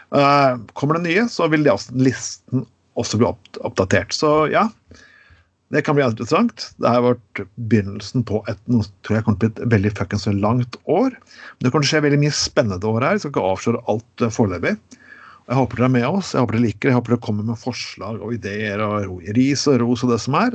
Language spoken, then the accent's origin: Norwegian; Skien, Telemark, Norway; min hjemby Skien